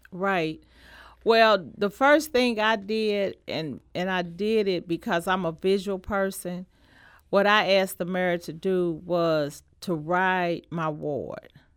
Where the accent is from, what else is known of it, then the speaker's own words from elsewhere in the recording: St. Louis, Missouri, United States; I was born in Saint Louis and I was raised in Saint Louis, in North Saint Louis